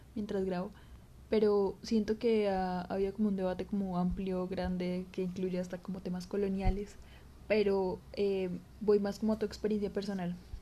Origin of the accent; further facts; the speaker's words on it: Colombia; somos colombianas, porque hablamos español